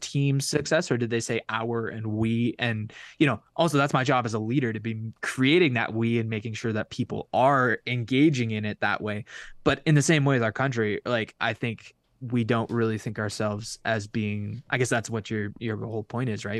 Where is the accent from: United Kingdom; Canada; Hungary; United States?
Canada; as a Canadian